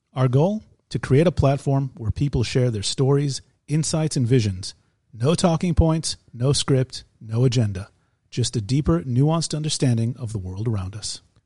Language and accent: English; United States; now in Israel; We're two Jewish guys. We grew up in America. We live in Israel.